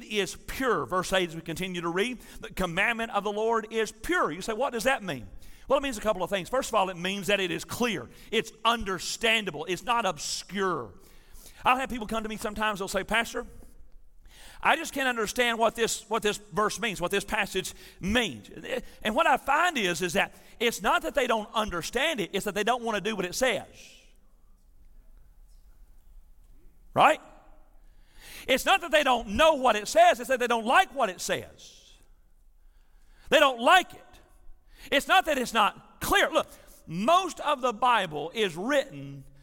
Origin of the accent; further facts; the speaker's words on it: Tennessee, United States; I'm from Tennessee